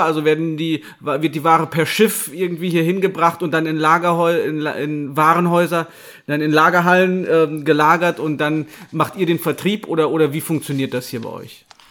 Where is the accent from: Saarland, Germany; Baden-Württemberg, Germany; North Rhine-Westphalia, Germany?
North Rhine-Westphalia, Germany; Gummersbach; Ich bin nämlich in Gummersbach geboren